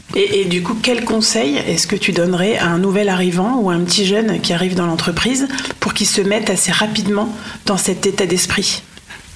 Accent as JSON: {"language": "French", "area": "the North", "region": "Nord", "country": "France", "said": "chez nous, dans le Nord"}